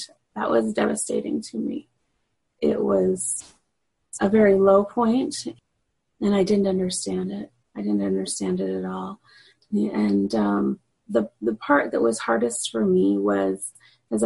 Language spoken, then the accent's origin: English; Utah, United States; also born or lived in Guatemala; I grew up originally in Utah